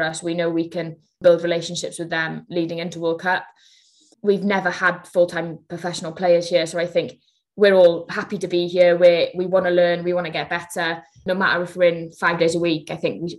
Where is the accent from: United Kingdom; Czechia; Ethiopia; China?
United Kingdom; Wales; as a Welsh nation